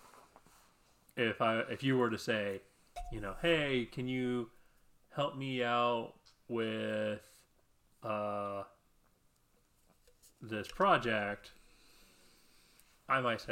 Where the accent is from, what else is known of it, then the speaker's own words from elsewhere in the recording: Midwest, United States; I'm from the Midwest